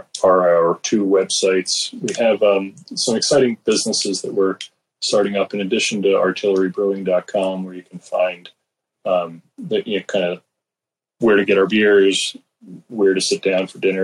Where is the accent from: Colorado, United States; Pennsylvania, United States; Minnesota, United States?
Pennsylvania, United States; Upper Darby; I had grown up in Upper Darby